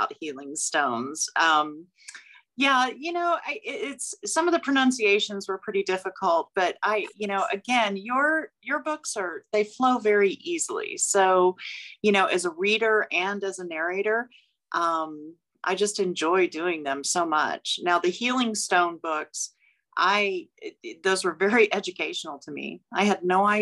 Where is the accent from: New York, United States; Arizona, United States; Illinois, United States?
Arizona, United States; Tucson; I'm from Tucson, which is the, you know, the gem show of all gem shows comes here